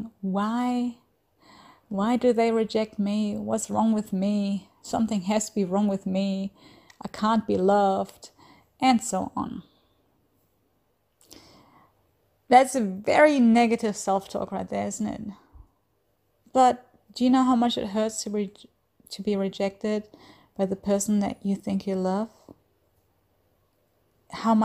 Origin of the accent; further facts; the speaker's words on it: Germany; moved away as an adult; now in Australia; I'm originally from Germany. I have lived in Australia for the last 10 plus years